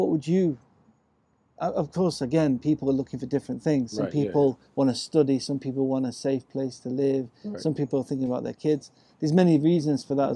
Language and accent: English; England, United Kingdom; moved away; I'm from England